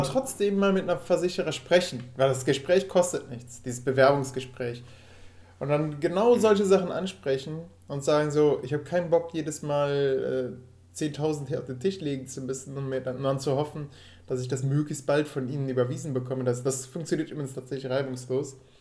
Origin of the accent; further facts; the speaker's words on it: Rhineland, Germany; moved away; dass ich von denen als Rheinländer wahrgenommen werde